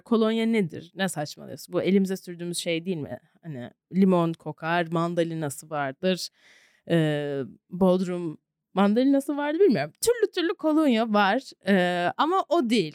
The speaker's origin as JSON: {"language": "Turkish", "country": "Turkey", "tie": "born or raised there", "also_born_or_lived": "Savannah, United States / New York, United States", "moved": "as an adult", "said": "Ben iki günde üç senedir dönmediğim memleketime dönmeye karar"}